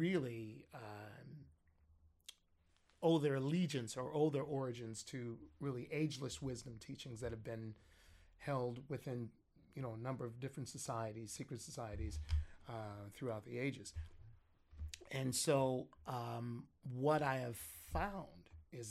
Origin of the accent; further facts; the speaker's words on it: Compton, California, United States; originally, I grew up in Compton